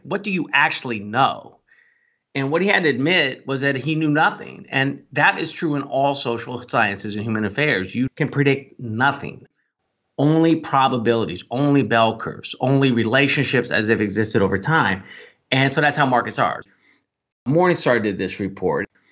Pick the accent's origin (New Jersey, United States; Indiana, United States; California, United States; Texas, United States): California, United States; Northern; I grew up in Northern California